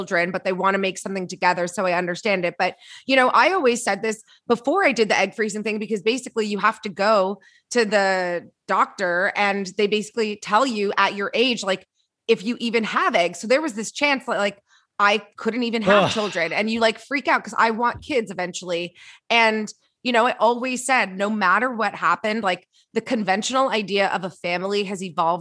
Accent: Canada; now in United States; I'm Canadian

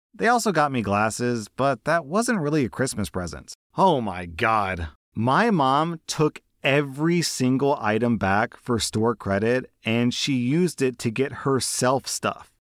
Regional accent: United States; I'm an American

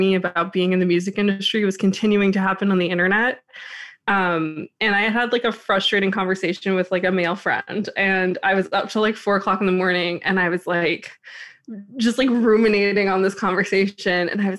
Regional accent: New York, United States; I'm from New York

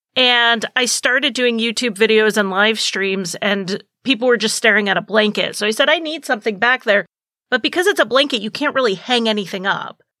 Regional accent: New England, United States; I'm from New England

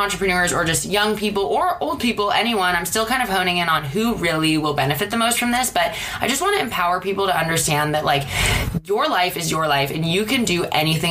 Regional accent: Seattle, Washington, United States; moved away as an adult; now in Los Angeles, United States; I'm from Seattle and moved to LA in 2011 for film school

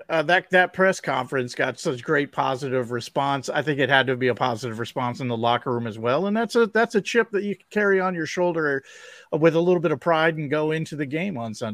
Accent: Fairview Park, Ohio, United States; I grew up in Fairview Park. I went to high school in Fairview Park, just outside of the Cleveland city limits.

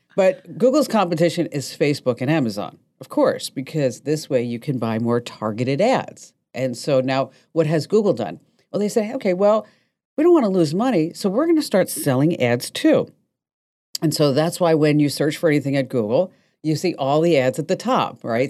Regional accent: New Jersey, United States; I'm from New Jersey

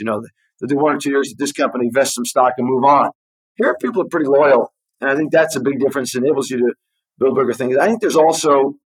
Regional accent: New York City, New York, United States; moved away as an adult; now in Israel; So I was born and raised in New York. I like to say on the island of Manhattan. I went to elementary school, high school, and then college in Manhattan. After my freshman year of college, I came to study in Israel for a year that turned into 2.

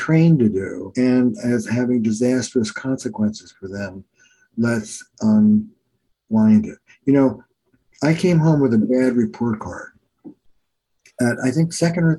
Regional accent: New Jersey, United States; also born or lived in New York; now in Boston, United States; I'm from Jersey, but I live in Boston

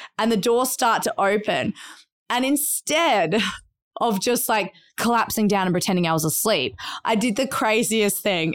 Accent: Adelaide, South Australia, Australia; moved away; we grew up in Australia

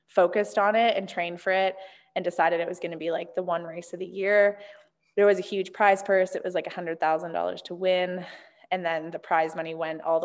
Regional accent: Canada; moved away as an adult; now in Bend, United States; growing up in Canada

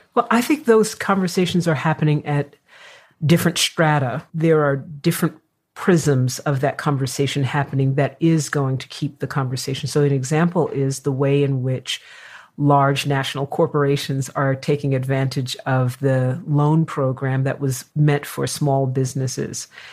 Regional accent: New York, United States; now in California, United States; I am a New Yorker

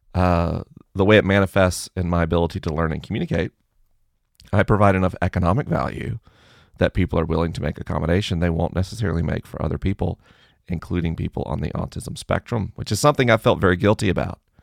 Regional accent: the South, United States; I grew up in the South

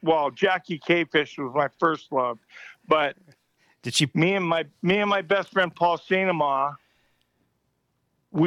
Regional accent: Nipawin, Saskatchewan, Canada; now in United States; That is my hometown

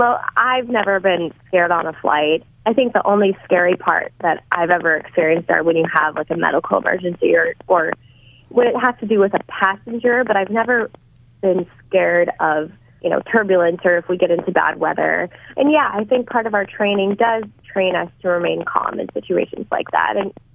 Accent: Indiana, United States; You know, growing up in Indiana in a small town, you know, I was like, did you grow up, you know, driving up to Chicago?

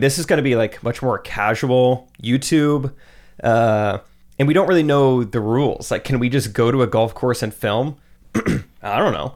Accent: Strafford, Missouri, United States; also born or lived in Springfield, Missouri; I grew up in Stratford

